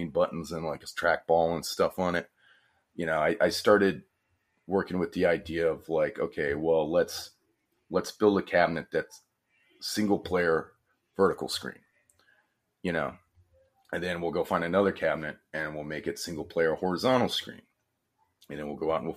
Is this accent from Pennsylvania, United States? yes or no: no; New Orleans, Louisiana, United States; born or raised there